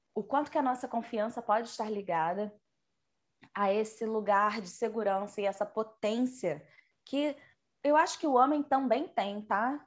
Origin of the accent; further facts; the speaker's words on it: Rio de Janeiro, Brazil; eu sou carioca